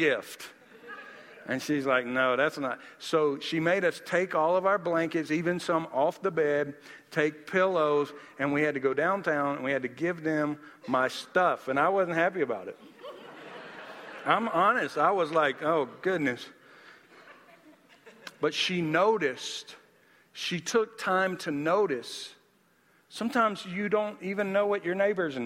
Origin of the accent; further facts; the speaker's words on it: Nashville, Tennessee, United States; I wanted to show her my hometown